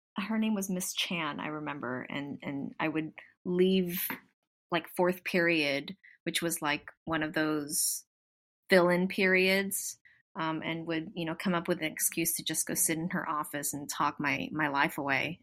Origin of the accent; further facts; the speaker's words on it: Southern California, United States; I'm born and raised in Southern California, so yes, I'm definitely from here.